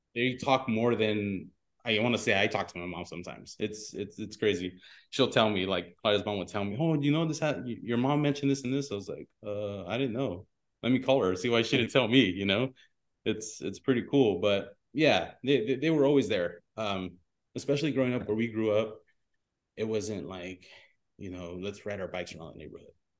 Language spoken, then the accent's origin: English; Pico Rivera, California, United States; I grew up in Pico Rivera